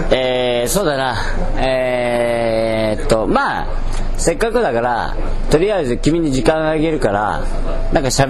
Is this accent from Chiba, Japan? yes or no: no; Nagoya, Aichi, Japan; 建築的には僕名古屋なんですけど